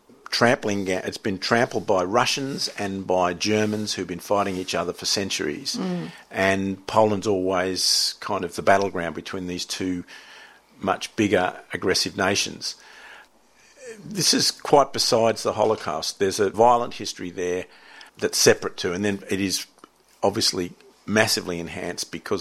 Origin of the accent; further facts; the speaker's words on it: Sydney, New South Wales, Australia; when I was growing up in Narrabeen, in the surfing, sailing culture of Narrabeen